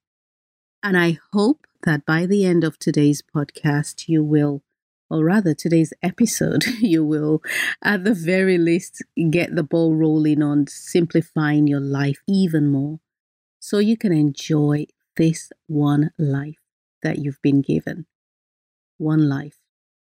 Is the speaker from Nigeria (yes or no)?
yes; Nigeria; I'm Nigerian, so even though the instructions said 20 minutes, that Nigerian in me jumped out